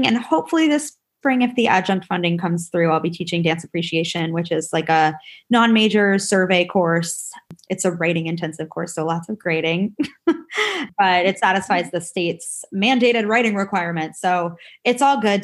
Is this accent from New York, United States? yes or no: yes; New York, United States; I'm from New York, so I talk really fast